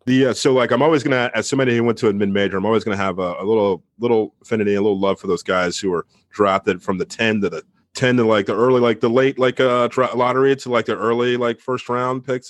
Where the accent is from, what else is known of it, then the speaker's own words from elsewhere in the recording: Northern Virginia, United States; I'm from Northern Virginia.